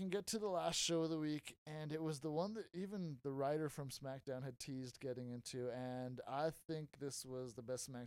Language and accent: English; Texas, United States; It's my home state.